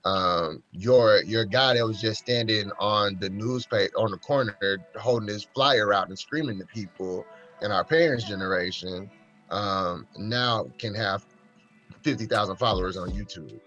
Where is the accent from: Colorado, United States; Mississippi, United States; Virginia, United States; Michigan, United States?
Mississippi, United States; I grew up in the Neo Confederacy here in Mississippi